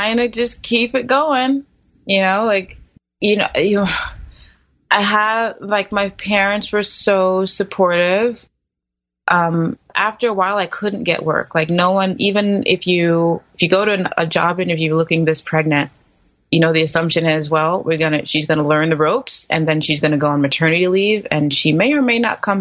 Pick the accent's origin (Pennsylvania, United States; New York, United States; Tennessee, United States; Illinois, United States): New York, United States; moved away as an adult; also born or lived in Los Angeles; now in California, United States; I'm from New York, and that's where my family home is